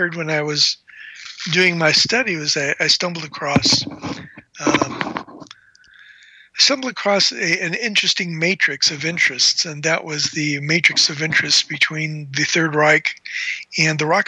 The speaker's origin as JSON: {"language": "English", "town": "Chicago", "region": "Illinois", "country": "United States", "tie": "born or raised there", "said": "I grew up in Chicago"}